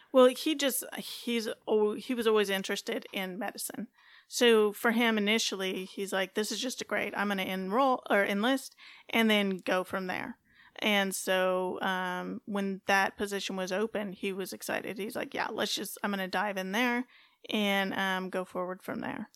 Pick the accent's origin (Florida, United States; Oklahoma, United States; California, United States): California, United States; moved away as an adult; also born or lived in Fayetteville, North Carolina / Colorado Springs, Colorado; growing up in California, West Coast girl